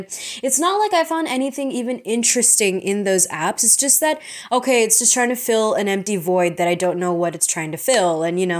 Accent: United States; also born or lived in Secunderabad, India; I was born in Sikandarabad, okay? Which is a nice city. And after that, I moved to America when I was 6 months old

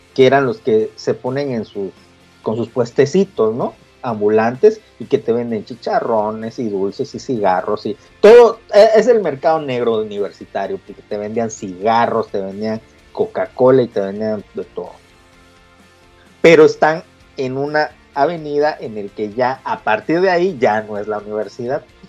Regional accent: Campeche, Mexico; moved away as an adult; yo me fui de Campeche muchos años

